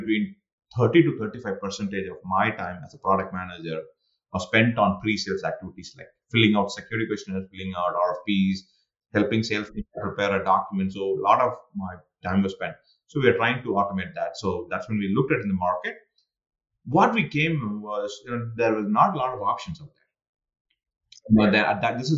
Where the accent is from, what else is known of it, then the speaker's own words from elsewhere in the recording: India; now in United States; I'm an Indian sitting in the United States